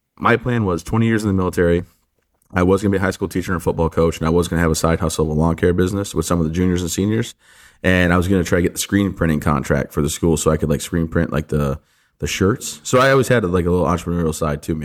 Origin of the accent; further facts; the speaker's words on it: the Thumb area of Michigan, United States; I grew up, born and raised in, in uh, the thumb area of Michigan